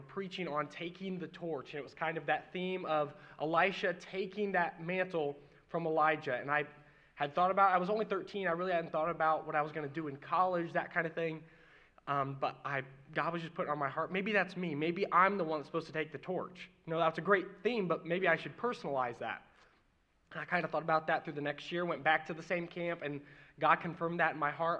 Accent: Mooresville, Indiana, United States; also born or lived in Martinsville, Indiana; I'm born in Indiana. I grew up in Mooresville and Martinsville area

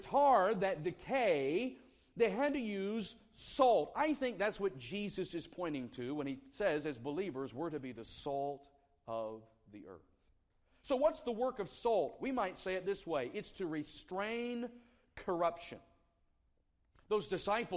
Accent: the South, United States; moved away as an adult; also born or lived in South Carolina; now in Indianapolis, United States; I grew up in the South

